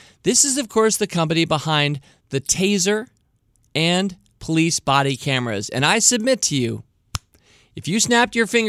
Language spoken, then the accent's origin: English; Wales, United Kingdom; accent: Welsh; sometimes I overamp my Welsh accent.